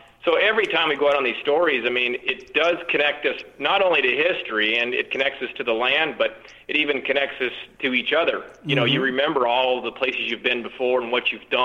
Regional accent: Arizona, United States; we're born and raised in Arizona. That's our home

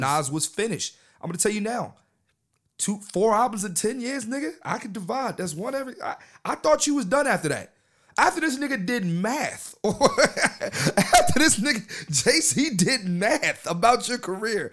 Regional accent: Philadelphia, Pennsylvania, United States; I'm from Philadelphia

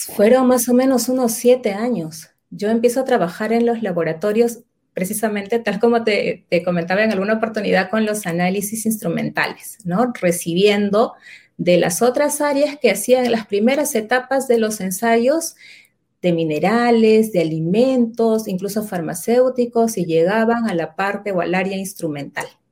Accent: Lima, Peru; yo nací y vivo actualmente en Lima, en la ciudad de Lima, en la parte este de la ciudad, en Lima, Perú

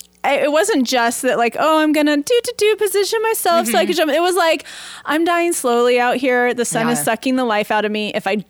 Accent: Portland, United States; I'm from Portland

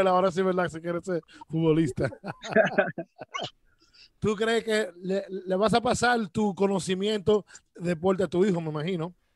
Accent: Dominican Republic; now in United States; soy yo, de República Dominicana

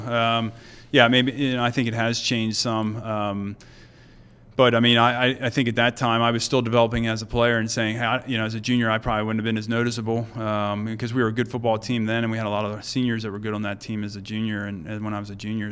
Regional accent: Mount Joy, Pennsylvania, United States; we lived, uh, there till I was about twelve, and then, uh, we sold the farm and moved to Mount Joy

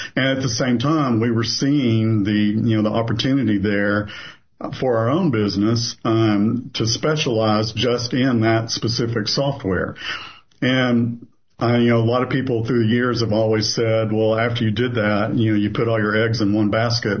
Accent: southeastern Kentucky, United States; moved away as an adult; also born or lived in Louisville, Kentucky; now in Knoxville, United States; I was born in Louisville, Kentucky. I grew up in southeastern Kentucky

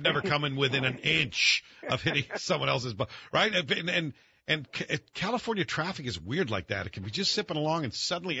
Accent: Scotland, United Kingdom; I'm Scottish.

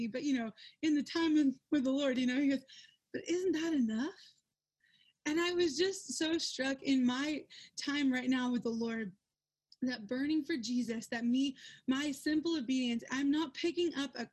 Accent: Georgia, United States; moved away as an adult; I'm from Georgia

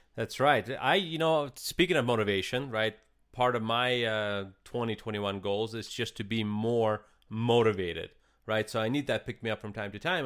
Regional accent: Eastern Ukraine, Ukraine; now in United States; I'm actually from Ukraine

